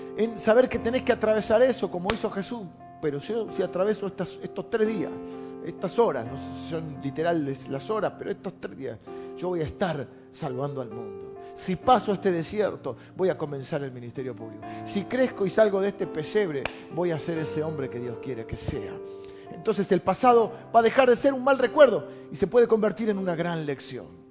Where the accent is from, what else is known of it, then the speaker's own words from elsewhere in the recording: La Plata, Buenos Aires Province, Argentina; also born or lived in Morón; Yo nací en La Plata.